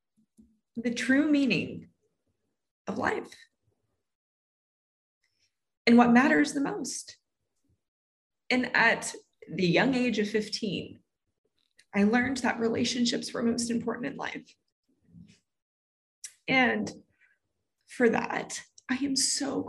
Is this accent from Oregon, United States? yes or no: no; Southern California, United States; I grew up in Southern California